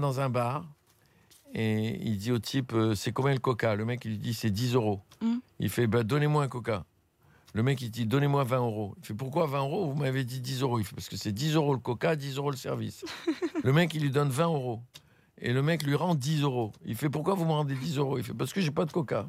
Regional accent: Tunis, Tunis Governorate, Tunisia; moved away; la Tunisie, c'est ma terre natale, c'est chez moi.

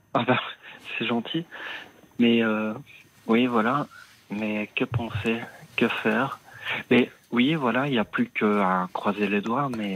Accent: Liège, Wallonia, Belgium; now in Brussels, Belgium; je suis né à Liège. Euh, j'habite euh, donc son appartement pour le moment à Bruxelles

